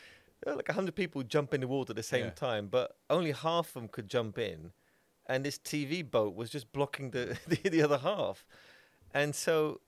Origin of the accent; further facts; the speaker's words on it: Bradford, Yorkshire and the Humber, United Kingdom; I'm from Bradford.